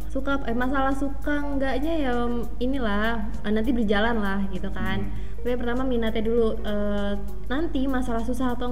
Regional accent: Cibinong, West Java, Indonesia; gue dari Cibinong.

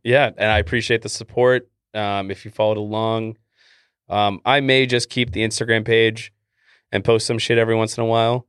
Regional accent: Canada; accent: Canadian; my Canadian accent

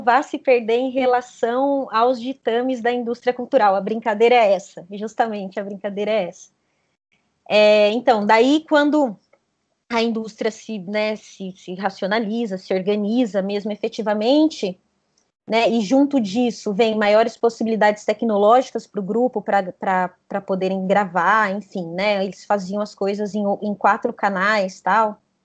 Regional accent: south of Minas Gerais, Brazil; na cidade onde eu cresci, né, uma cidade pequenininha, é, do sul de Minas Gerais

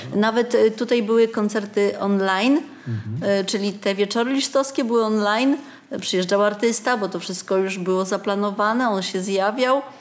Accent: Wrocław, Lower Silesian Voivodeship, Poland; moved away as an adult; now in Oborniki Śląskie, Poland; byłam rodowitą wrocławianką

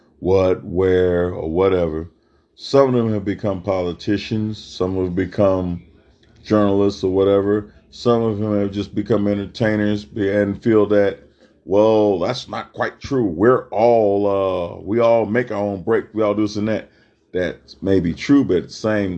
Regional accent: Mississippi, United States; moved away as an adult; now in Texas, United States; Being born and raised in Mississippi and coming out here to Texas over 30 years ago

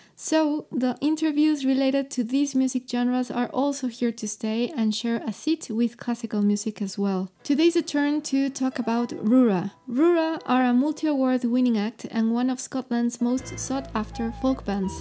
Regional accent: Mexico; English is a second language; I'm from Mexico

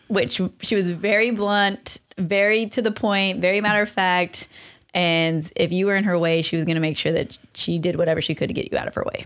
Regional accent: Long Beach, California, United States; also born or lived in West Covina, California / Hesperia, California; we grew up in Long Beach

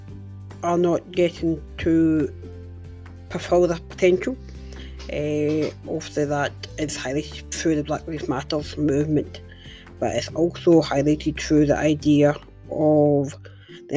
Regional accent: Glasgow, Scotland, United Kingdom; my hometown of Glasgow

